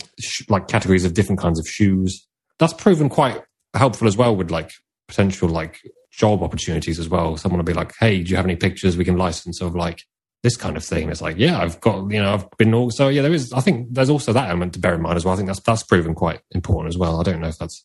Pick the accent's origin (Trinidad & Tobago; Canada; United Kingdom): United Kingdom; I like being like a British photographer. I really want to embrace that.